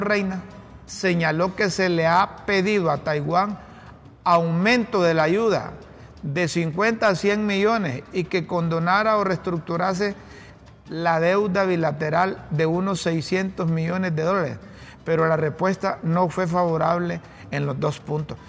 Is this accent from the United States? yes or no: no; Honduras; como hondureño